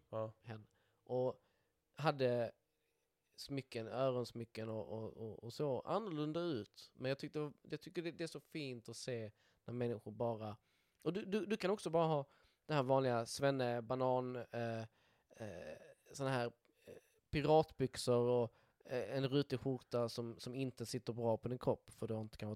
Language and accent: Swedish; Skåne, Sweden; accent: Scanian; en dialekt som skåning. Det, det, det, jag tänker det, det hörs väl rätt tydligt.